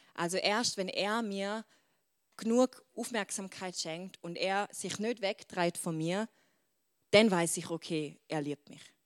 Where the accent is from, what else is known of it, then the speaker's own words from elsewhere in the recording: Switzerland; accent: Swiss German; Schweizerdeutsch, mein Dialekt